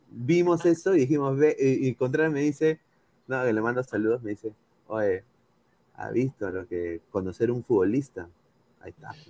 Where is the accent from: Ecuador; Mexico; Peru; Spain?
Peru; O sea, yo soy peruano, sí.